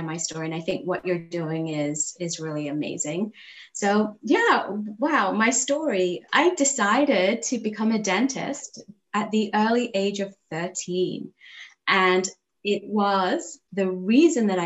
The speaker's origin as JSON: {"language": "English", "region": "England", "country": "United Kingdom", "tie": "born or raised there", "also_born_or_lived": "Kampala, Uganda", "moved": "as an adult", "lives_now": "Abington, United States", "said": "I grew up in England"}